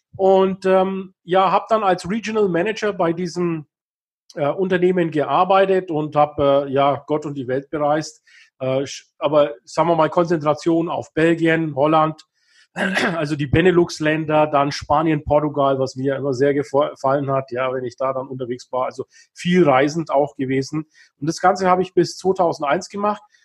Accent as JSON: {"language": "German", "town": "Kulmbach", "region": "Bavaria", "country": "Germany", "tie": "born or raised there", "also_born_or_lived": "Himmelkron / Bayreuth", "said": "Also ich bin in Kulmbach geboren, das ist hier in Nordbayern, nördlich von Nürnberg."}